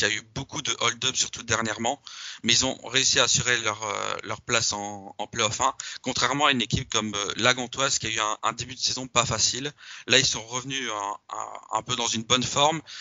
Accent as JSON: {"language": "French", "country": "Belgium", "said": "je suis belge"}